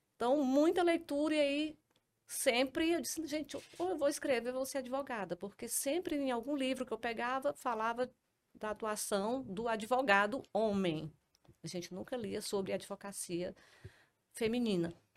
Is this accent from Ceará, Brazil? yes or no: yes; Trairi, Ceará, Brazil; now in Fortaleza, Brazil; tudo começou em 1978, com a minha vinda do Trairi para Fortaleza.